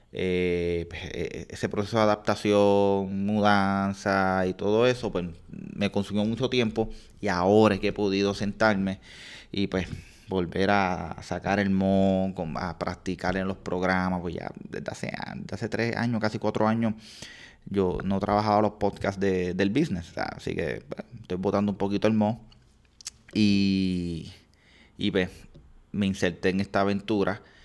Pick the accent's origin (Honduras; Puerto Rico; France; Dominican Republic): Puerto Rico; Aguas Buenas; yo soy de Agua Buena